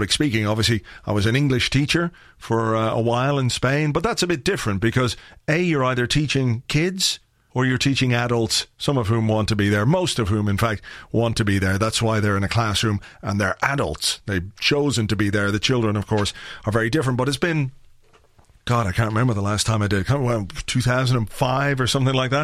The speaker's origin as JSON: {"language": "English", "country": "Ireland", "said": "I'm from Ireland"}